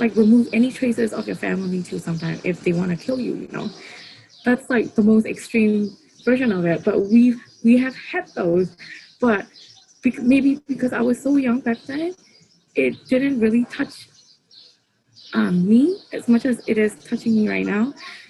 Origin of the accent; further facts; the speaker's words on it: Yangon, Yangon Region, Myanmar; Yeah, I was born here. I was born in Yangon. My mom is Kachin. My dad is Burmese. So I'm half, I'm not really pure Burmese.